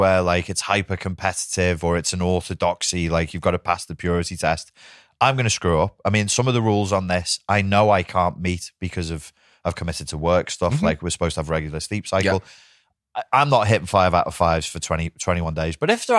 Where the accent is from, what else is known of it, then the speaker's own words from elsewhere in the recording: Wirral, North West England, United Kingdom; because we're from the Wirral, we say gull instead